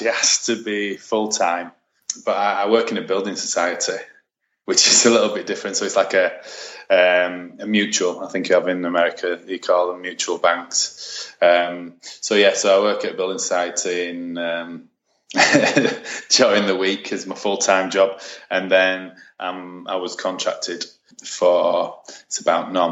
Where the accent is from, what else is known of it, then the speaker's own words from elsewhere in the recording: Bradford, Yorkshire and the Humber, United Kingdom; I went to Bradford City Football Club, which is my hometown